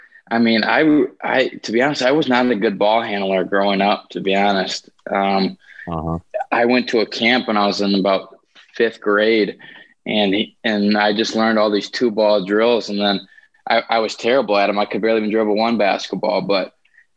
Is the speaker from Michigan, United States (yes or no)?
yes; Grand Rapids, Michigan, United States; I'm from Grand Rapids, Michigan